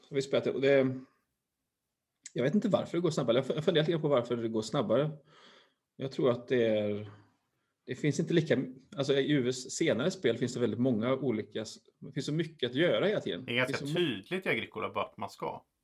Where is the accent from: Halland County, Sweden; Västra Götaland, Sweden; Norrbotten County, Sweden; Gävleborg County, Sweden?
Västra Götaland, Sweden; Uddevalla; jag är från, jag är från Öfre Uddevalla.